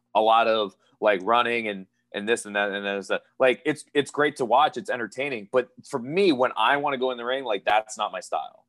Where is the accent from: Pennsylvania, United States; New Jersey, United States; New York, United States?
Pennsylvania, United States; moved away as an adult; now in Florida, United States; I was born and raised in Pennsylvania. My family is from Hawaii